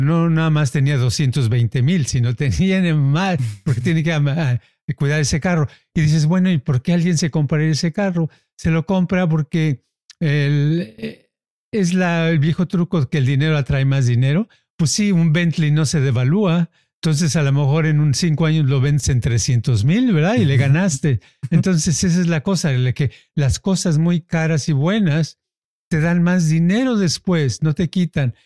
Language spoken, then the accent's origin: Spanish; Mexico; now in United States; los que somos mexicanos, está uno haciendo un micro México en donde está